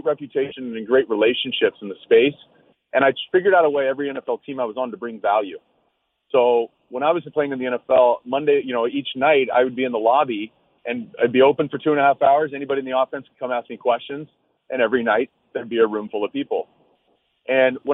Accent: Dana Point, California, United States; we run a little program in Dana Point, California, my hometown.

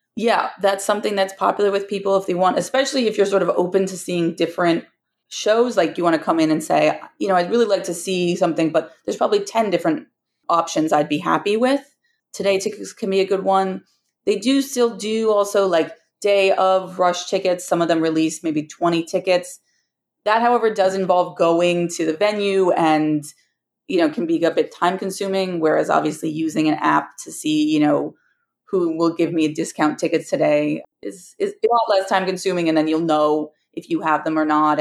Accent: New York City, New York, United States; as a New Yorker who is constantly surrounded by people

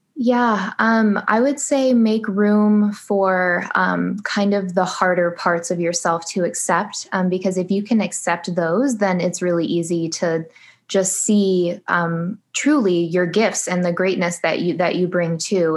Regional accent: Michigan, United States; now in Phoenix, United States; right now I live in Phoenix, Arizona, though I'm originally from Michigan, so I'm a Midwest girl.

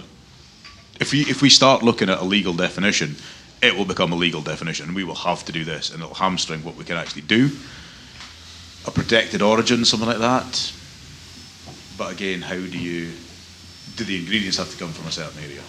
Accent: north-east Scotland, United Kingdom; moved away as an adult; also born or lived in Edinburgh; Growing up in the northeast

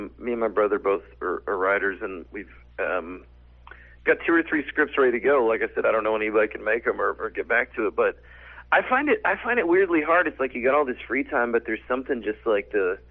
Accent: Arkansas, United States; a Southern guy, I'm from Arkansas

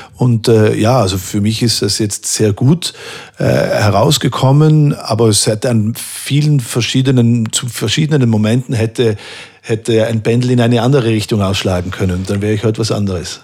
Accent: Merano, Trentino-Alto Adige, Italy; moved away; meiner Heimatstadt Meran

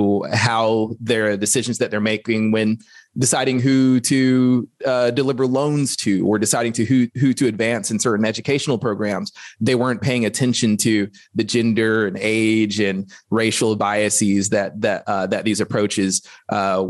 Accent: Alabama, United States; growing up in Alabama

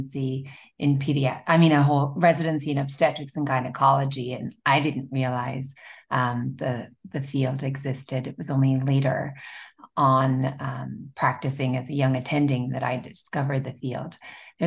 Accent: Limerick, Munster, Ireland; moved away as an adult; now in Orlando, United States; I'm actually Irish, born and raised. I went to medical school there

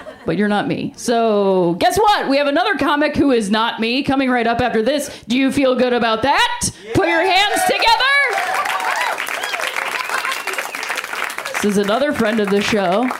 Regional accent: Ohio, United States; growing up in Ohio, which is just a little bit north of Kentucky

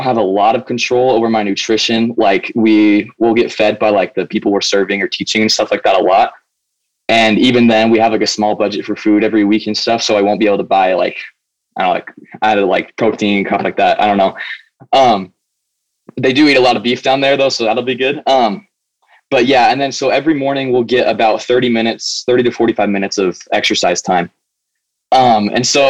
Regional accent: Arizona, United States; moved away as an adult; now in Utah, United States; I'm 19 years old. I'm from Arizona

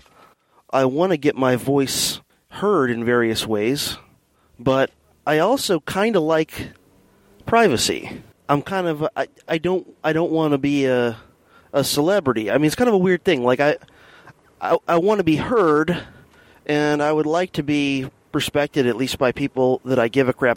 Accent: Fort Lauderdale, Florida, United States; also born or lived in Miami, Florida; now in St. Augustine, United States; we lived in a suburb west of Fort Lauderdale then for the remainder of my kind of grade school years, you know, through high school graduation. So that's where I'm originally from.

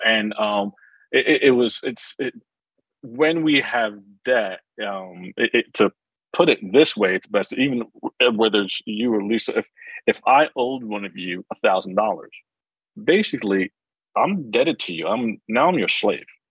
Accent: New Jersey, United States; I grew up in New Jersey

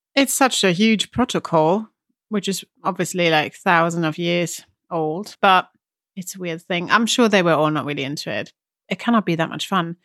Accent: Germany; I'm German

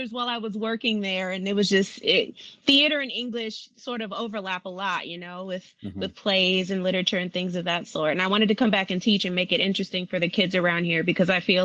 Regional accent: Compton, California, United States; I was born and raised in Compton, California

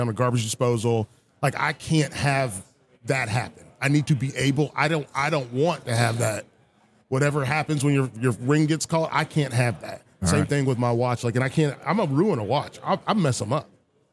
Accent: the South, United States; I'm from the South

